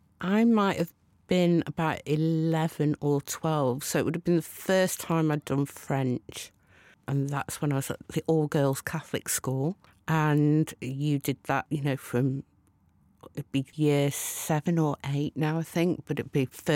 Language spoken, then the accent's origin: English; Rawtenstall, North West England, United Kingdom; So I grew up in a satanic mill town in Lancashire called Rottenstall. But I went to school in Burnley.